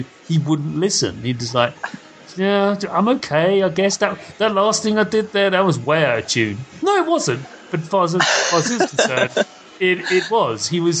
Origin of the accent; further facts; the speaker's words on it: United Kingdom; I'm apologizing for being European. But I'm British.